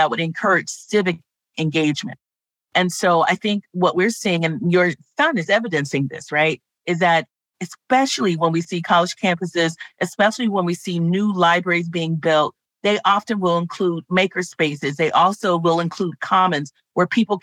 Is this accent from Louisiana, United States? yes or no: no; Los Angeles, California, United States; I grew up in Los Angeles.